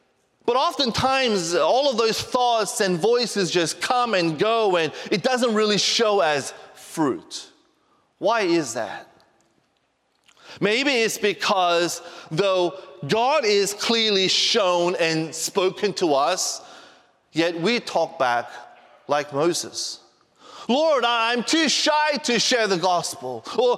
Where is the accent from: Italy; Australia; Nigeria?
Australia; also born or lived in Korea; I was born in Korea, but I, you know, went to Australia when I was 4 years old as a missionary kid, and I grew up there basically.